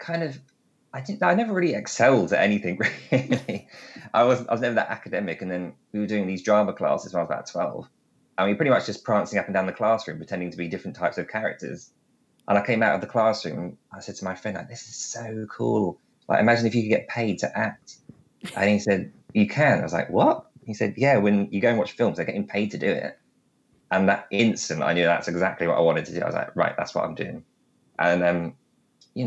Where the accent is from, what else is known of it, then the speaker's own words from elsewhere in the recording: England, United Kingdom; now in London, United Kingdom; we're English